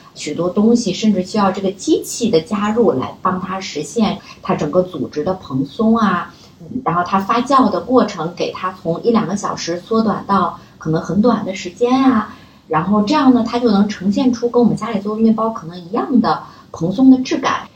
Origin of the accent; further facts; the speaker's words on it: China; 过往的我们中国人的智慧里面